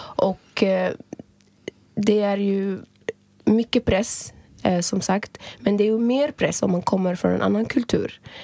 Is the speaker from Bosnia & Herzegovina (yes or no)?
no; Libya; moved away as an adult; now in Sweden; jag är född och uppvuxen i Libyen